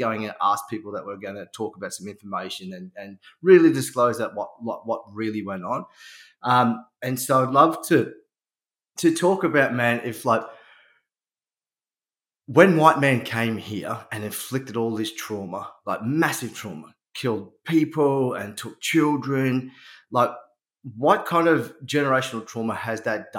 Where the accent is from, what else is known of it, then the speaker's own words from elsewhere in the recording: Toowoomba, Queensland, Australia; also born or lived in New Zealand / Sunshine Coast; I grew up in Toowoomba